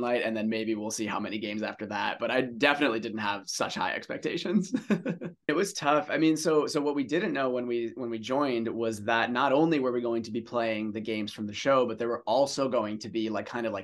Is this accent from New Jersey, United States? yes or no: yes; New Jersey, United States; moved away as an adult; also born or lived in São Paulo, Brazil / Hawaii; I was born in Sao Paulo and I moved to New Jersey when I was 8.